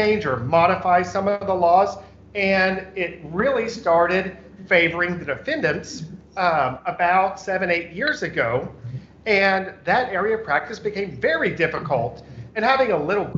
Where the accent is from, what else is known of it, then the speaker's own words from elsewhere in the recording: Enid, Oklahoma, United States; moved away as an adult; now in Oklahoma City, United States; I was born and raised in Enid, Oklahoma